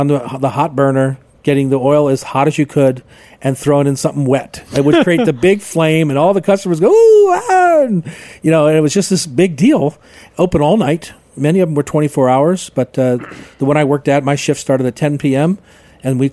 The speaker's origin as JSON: {"language": "English", "town": "Newark", "region": "Delaware", "country": "United States", "tie": "born or raised there", "also_born_or_lived": "Bainbridge Island", "moved": "as an adult", "lives_now": "Seattle, United States", "said": "I was from Newark, Delaware, got in my car, finished high school"}